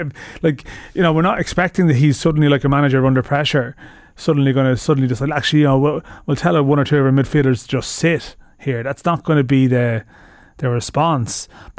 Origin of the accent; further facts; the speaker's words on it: Ireland; as an Irish person